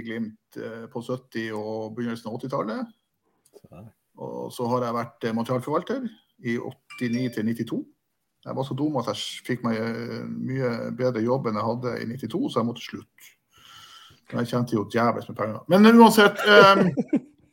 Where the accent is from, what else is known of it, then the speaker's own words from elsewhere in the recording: Bodø, Nordland, Norway; jeg er fra Bodø. Jeg er født og oppvokst eh, et dårlig steinkast fra Aspmyra.